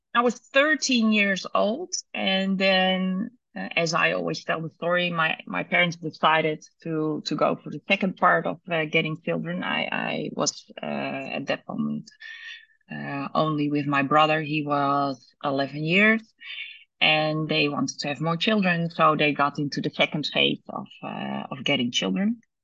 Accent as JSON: {"language": "English", "country": "Netherlands", "tie": "born or raised there", "said": "born and raised in Holland"}